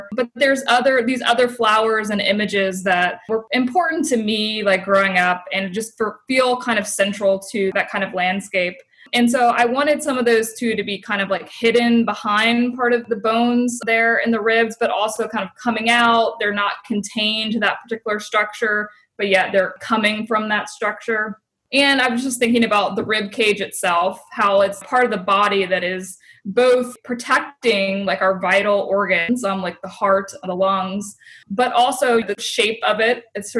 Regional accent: South Carolina, United States; moved away as an adult; also born or lived in Cincinnati; So I grew up in South Carolina in a smaller town.

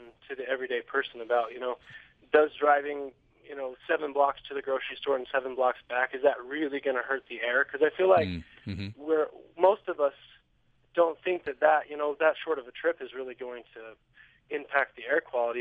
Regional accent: Cache Valley, Utah, United States; I grew up here in Cache Valley

